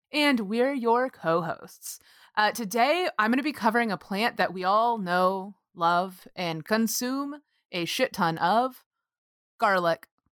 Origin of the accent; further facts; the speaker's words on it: Texas, United States; I grew up calling cedar in Texas